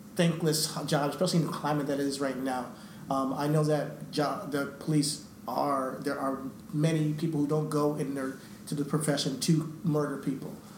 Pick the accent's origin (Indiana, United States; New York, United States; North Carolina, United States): New York, United States; we're, we're, from, New York